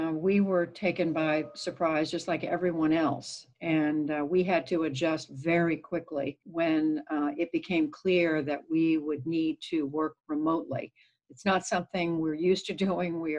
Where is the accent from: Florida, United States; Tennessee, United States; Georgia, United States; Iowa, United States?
Georgia, United States; Augusta; also born or lived in Tulsa, Oklahoma / Germany / Missouri / New Jersey; I grew up as an Army brat. I was born in Tulsa, Oklahoma. Father in the military in the Army. We lived in Germany. We lived back in the U.S. for a while in Missouri and New Jersey. Eventually, uh, went moved to Augusta, Georgia, where I finished high school.